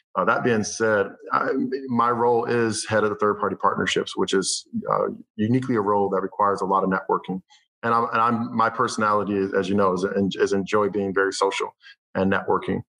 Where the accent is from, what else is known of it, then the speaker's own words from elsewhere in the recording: Boston, Massachusetts, United States; also born or lived in Providence, Rhode Island; I'm a musician and filmmaker from the Boston area